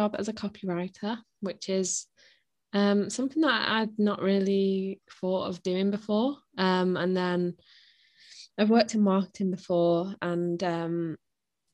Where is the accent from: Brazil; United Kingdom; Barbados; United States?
United Kingdom; Blackpool, North West England; moved away; I'm from Blackpool.